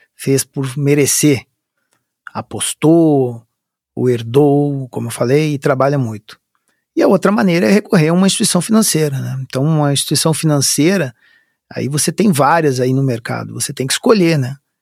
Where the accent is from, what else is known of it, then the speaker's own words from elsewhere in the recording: Curitiba, Paraná, Brazil; moved away; na cidade de Curitiba, que eu sou natural de Curitiba.